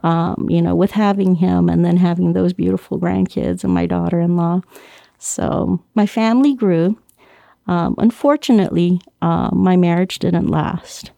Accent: Guam; moved away; I was born and raised on Guam

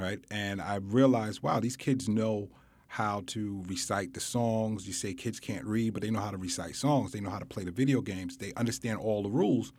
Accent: New York City, New York, United States; I grew up in Bedford Stuyvesant

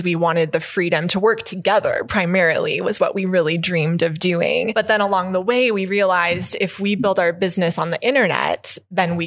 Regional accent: Ontario, Canada; moved away; also born or lived in Texas; I was born in Canada, in Ontario, and my father is from Ontario, my mother from Alberta

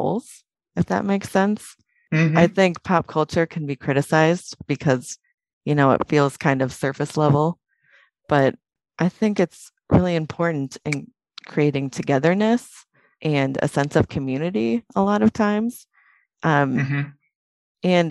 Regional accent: Wisconsin, United States; I'm from Wisconsin in the U.S.

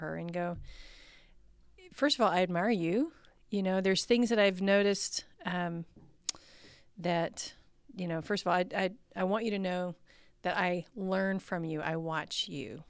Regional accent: Texas, United States; I grew up in the South. I grew up in Texas

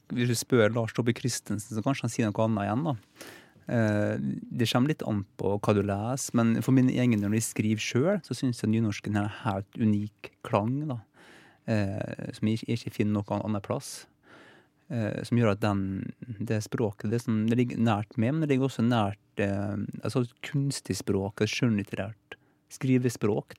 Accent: Fræna, Møre og Romsdal, Norway; accent: Molde dialect; now in Oslo, Norway; Jeg kommer fra Fræna, det, ja. Eh, ved siden av Molde

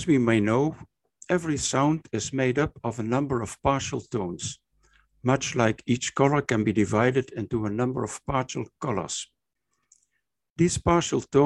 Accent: Maastricht, Limburg, Netherlands; also born or lived in Aachen, Germany; my hometown, Maastricht, in the Netherlands

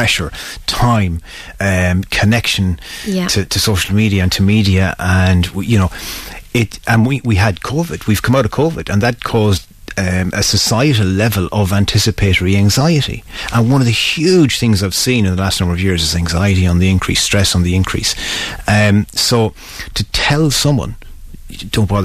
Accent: Mayo, Connacht, Ireland; I'm from Mayo, and the first two things that were said about a person was how hard they worked and how early they were up in the morning

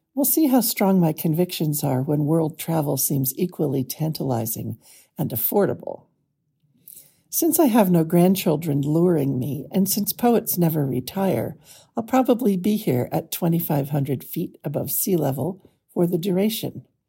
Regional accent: California, United States; I grew up in California

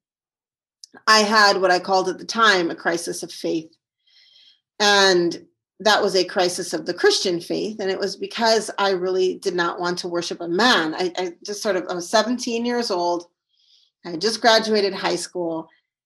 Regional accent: St. Paul, Minnesota, United States; moved away as an adult; also born or lived in Syria; So I'm from Minnesota, that's where I live now. And I grew up in St. Paul, Minnesota. I was born here

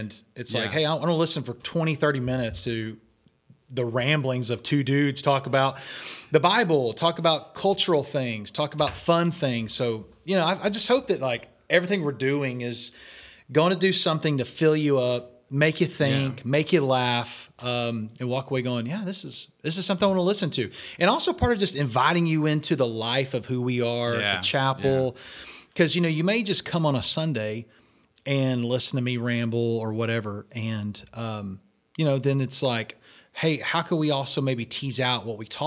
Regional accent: Texas, United States; now in Camano Island, United States; I'm from Texas

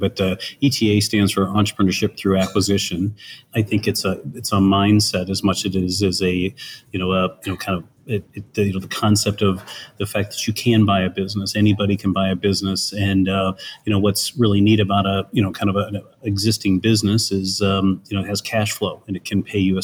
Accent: Alliance, Ohio, United States; also born or lived in Chicago; I grew up in Alliance, Ohio, a small community outside of Canton

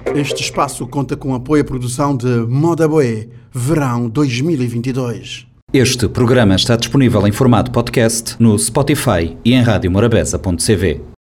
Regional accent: Dakar, Senegal; moved away as an adult; also born or lived in France; now in Cape Verde; nasci na Dakar, me criar na, Dakar, uma fazer a minha décima segunda na Dakar

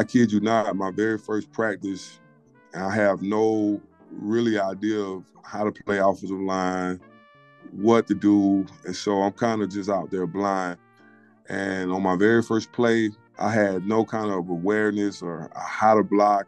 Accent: Mobile, Alabama, United States; I grew up in Mobile

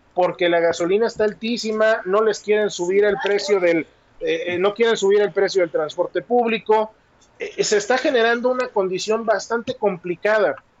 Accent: Mexico; a mí como mexicano

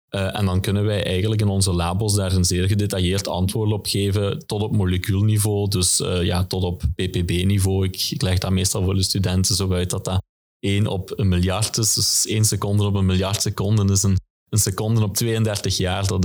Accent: Genk, Flanders, Belgium; Ja, als, als Genkenaar zie ik eigenlijk heel wat ontwikkeling momenteel op de, op de Tor campus.

